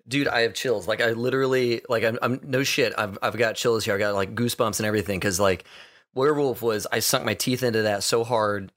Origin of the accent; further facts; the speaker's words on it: Texas, United States; I grew up in Texas